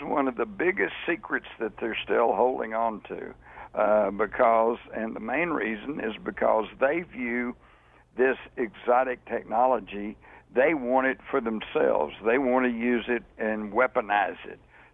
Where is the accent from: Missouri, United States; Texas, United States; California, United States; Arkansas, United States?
Texas, United States; I'm from Texas